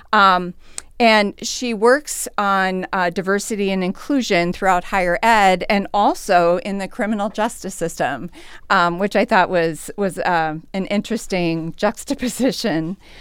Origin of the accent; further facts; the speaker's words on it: St. Peter, Minnesota, United States; I grew up in Saint Peter, uh, but have always worked, uh, professionally in Mankato